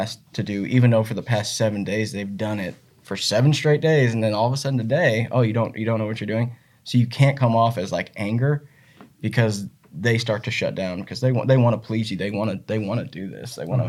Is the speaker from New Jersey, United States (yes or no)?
no; Northwest Missouri, United States; I grew up in Northwest Missouri, obviously like you did, where the hunting's phenomenal here